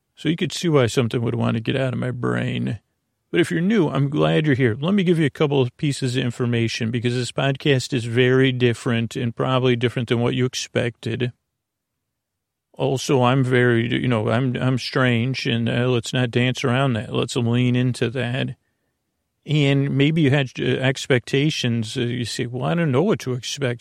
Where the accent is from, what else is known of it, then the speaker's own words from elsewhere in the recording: Long Island, New York, United States; accent: Long Island; my Long Island accent